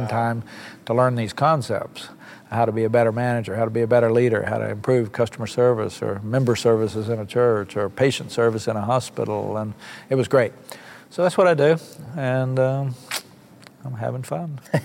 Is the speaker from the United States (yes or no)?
yes; Copan, Oklahoma, United States; moved away as an adult; also born or lived in Bartlesville, Oklahoma / Washington; I was born in Bartlesville, right down the street, and uh, I lived in Oklahoma for 20 years. Never left the state. Um, until I was 20 years old. Grew up on a little farm up in near the Kansas border in Copan, Oklahoma